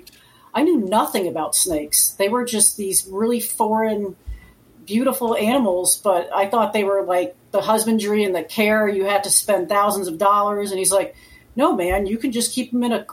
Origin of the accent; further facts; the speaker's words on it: Connecticut, United States; now in Florida, United States; I grew up in Connecticut. So, I live in Florida now